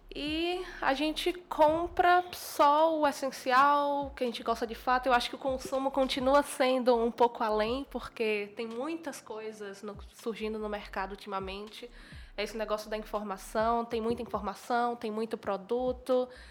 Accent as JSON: {"language": "Portuguese", "region": "Bahia", "country": "Brazil", "said": "eu sou baiana, estava na Bahia"}